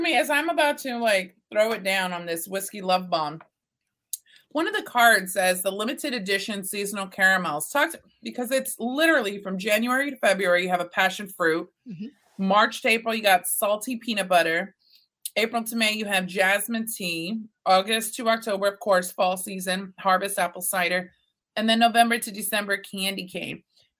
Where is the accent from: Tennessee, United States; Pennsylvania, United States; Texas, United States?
Texas, United States; Let's talk about this one, because I'm from Texas, as are you, ma'am.